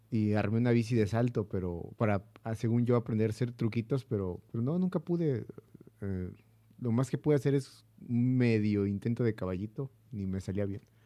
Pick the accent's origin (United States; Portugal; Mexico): Mexico; soy mexicano